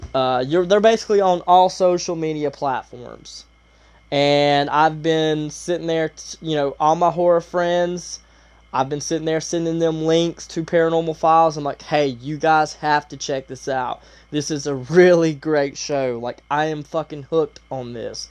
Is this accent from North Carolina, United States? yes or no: yes; Asheville, North Carolina, United States; I live in Asheville, North Carolina. So I'm from the Carolinas